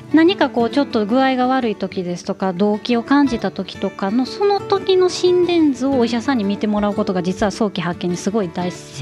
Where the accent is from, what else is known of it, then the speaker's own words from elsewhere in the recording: Kyoto, Japan; 私が京都出身